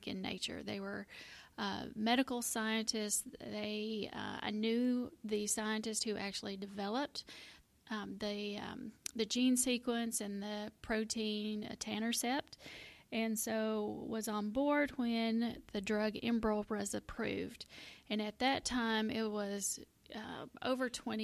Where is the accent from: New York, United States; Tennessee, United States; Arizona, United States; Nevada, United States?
Tennessee, United States; Middle; I am a native Tennessean. I grew up in Middle Tennessee